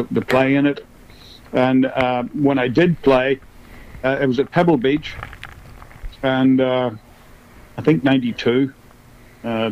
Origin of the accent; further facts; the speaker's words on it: Northern Ireland, United Kingdom; growing up in Northern Ireland in the in the 60s and 70s